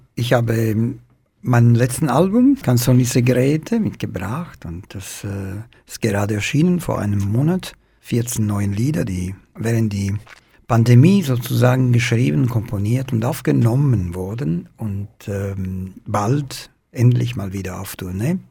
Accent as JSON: {"language": "German", "town": "Palermo", "region": "Sicily", "country": "Italy", "tie": "born or raised there", "second_language": "German", "moved": "as an adult", "said": "in Palermo. Ich bin aufgewachsen im Zentrum der Stadt mit meiner Familie"}